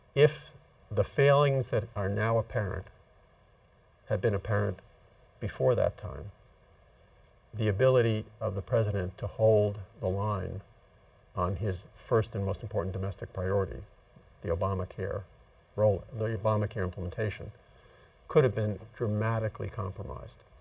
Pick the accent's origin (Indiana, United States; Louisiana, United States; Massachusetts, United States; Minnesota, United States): Massachusetts, United States; my home state of Massachusetts